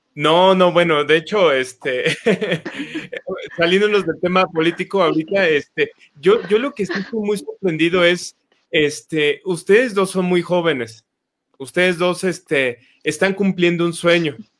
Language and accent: Spanish; Mexico; como mexicanos